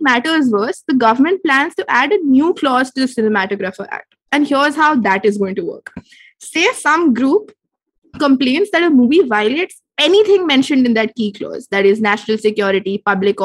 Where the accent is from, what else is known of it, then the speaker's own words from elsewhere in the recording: South India, India; I'm South Indian